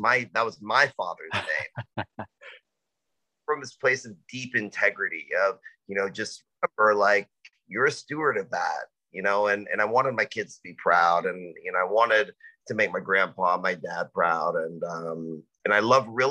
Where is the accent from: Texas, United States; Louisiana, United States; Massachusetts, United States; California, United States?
Texas, United States; Dallas; now in Austin, United States; I kind of grew up all over Dallas